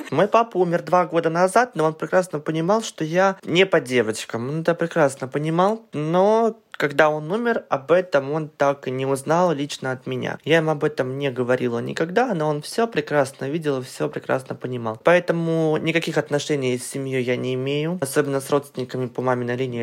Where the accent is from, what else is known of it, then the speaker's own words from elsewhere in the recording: Kamchatka Krai, Russia; я родом с Камчатки, и адекватный интернет у нас появился очень очень поздно